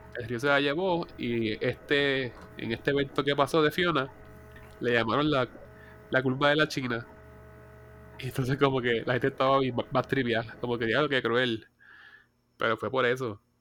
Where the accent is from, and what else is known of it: Puerto Rico